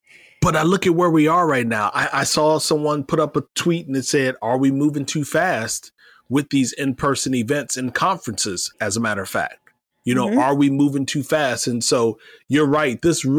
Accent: Iowa, United States; Bloomberg talked about a pizza shop in my hometown of Iowa, or home state of Iowa.

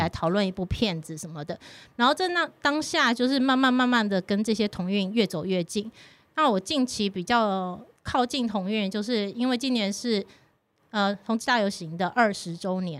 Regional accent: Taiwan; 我常常被说我其实很不台湾人，对啊，嗯。包括我的闽南语就讲得很烂的那种

